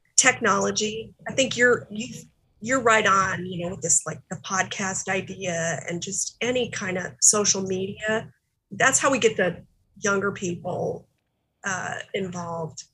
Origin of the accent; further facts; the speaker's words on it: South Dakota, United States; we grew up in South Dakota which being a Democrat in South Dakota has always been really challenging